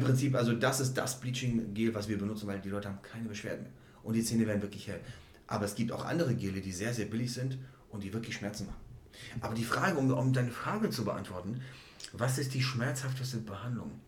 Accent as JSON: {"language": "German", "country": "Czechia", "moved": "yes", "said": "ich komme ja ursprünglich aus der Tschechei"}